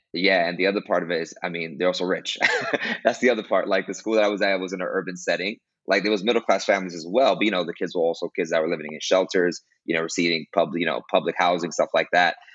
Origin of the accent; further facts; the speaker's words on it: New York City, New York, United States; moved away as an adult; now in Costa Rica; I'm from Brooklyn, New York. Uh, I was born and raised there